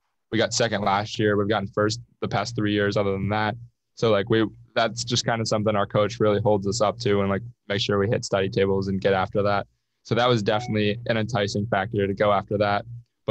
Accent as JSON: {"language": "English", "town": "Oil City", "region": "Pennsylvania", "country": "United States", "said": "I'm from Oil City, which is an hour and a half south"}